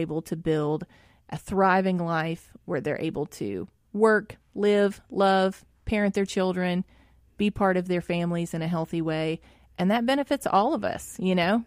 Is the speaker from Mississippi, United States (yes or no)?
yes; Jackson, Mississippi, United States; growing up in West Jackson